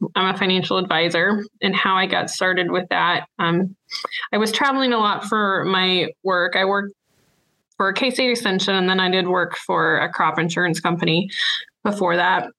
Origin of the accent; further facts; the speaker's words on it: Illinois, United States; moved away as an adult; now in Kansas, United States; I'm from Illinois, and I grew up on a grain and livestock farm there